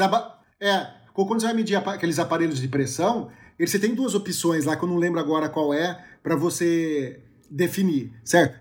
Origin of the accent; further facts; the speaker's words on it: Brazil; a gente é brasileiro